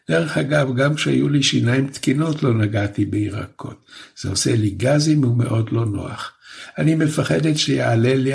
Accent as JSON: {"language": "Hebrew", "country": "Poland", "tie": "born there", "said": "אני באופי שלי מאוד יקית, למרות שנולדתי בפולין."}